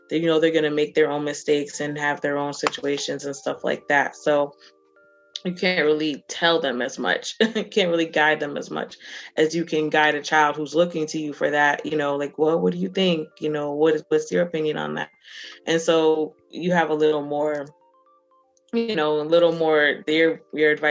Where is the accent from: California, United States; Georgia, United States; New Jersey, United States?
New Jersey, United States; I grew up in Jersey, he grew up in Maryland, which is also pretty diverse